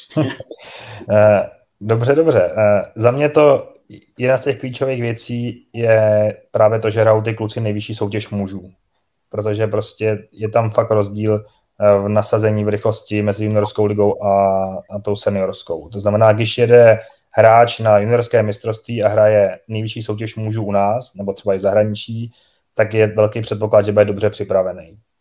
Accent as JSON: {"language": "Czech", "country": "Czechia", "said": "My máme obrovskou výhodu jako Češi"}